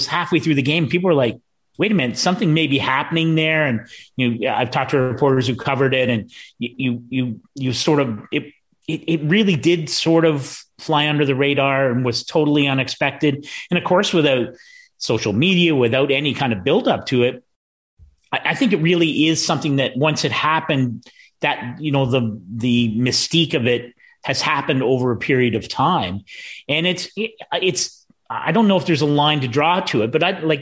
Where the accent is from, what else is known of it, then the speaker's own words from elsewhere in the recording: Essex, Ontario, Canada; I was in grade 12 at Essex District High School